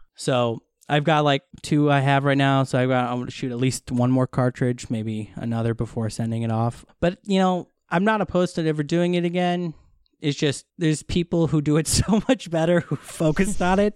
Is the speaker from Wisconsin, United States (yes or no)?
yes; Wisconsin, United States; moved away as an adult; now in Los Angeles, United States; I am originally from Wisconsin, but I've been in LA since 2012